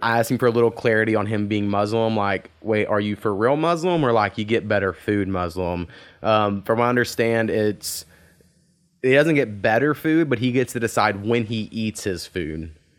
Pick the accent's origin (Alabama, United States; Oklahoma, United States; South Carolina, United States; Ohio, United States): Oklahoma, United States; we're from the territory in which that happened